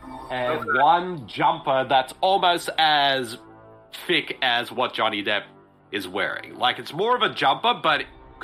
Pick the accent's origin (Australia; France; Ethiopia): Australia; as an Aussie